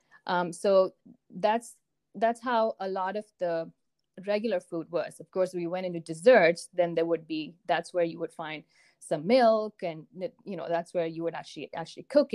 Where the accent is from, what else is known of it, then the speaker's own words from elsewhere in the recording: Chennai, Tamil Nadu, India; moved away as an adult; also born or lived in northwestern India / Ohio; now in United States; I grew up in a city called Chennai in the south of India. That's where I was born. And I lived there until after high school.